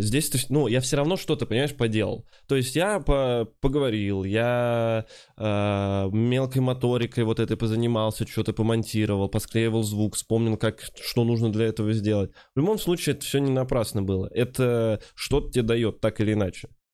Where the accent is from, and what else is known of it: Kovrov, Vladimir Oblast, Russia; moved away